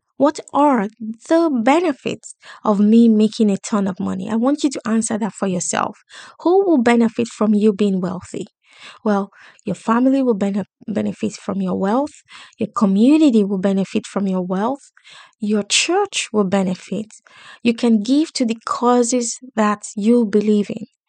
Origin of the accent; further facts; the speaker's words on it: Lagos, Nigeria; moved away; I grew up in Islam in Lagos, in Nigeria